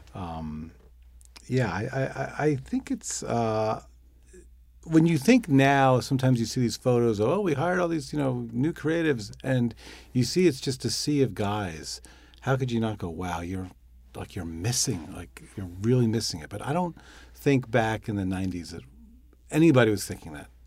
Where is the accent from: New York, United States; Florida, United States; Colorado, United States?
New York, United States; I'm a New Yorker